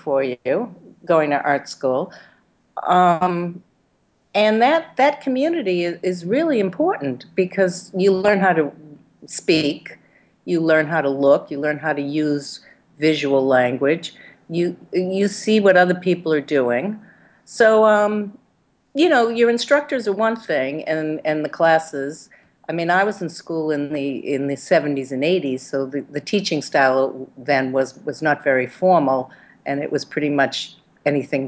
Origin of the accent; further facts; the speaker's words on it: United States; also born or lived in Boston; now in New York City, United States; identify with being American